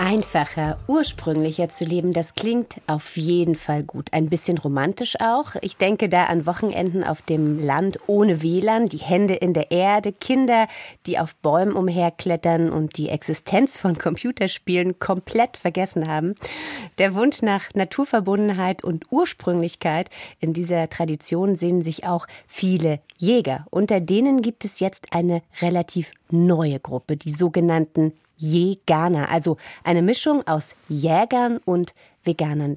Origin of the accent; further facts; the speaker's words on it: East Germany, Germany; meine Kindheit in der DDR